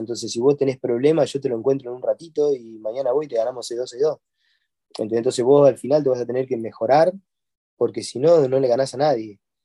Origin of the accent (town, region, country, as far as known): Argentina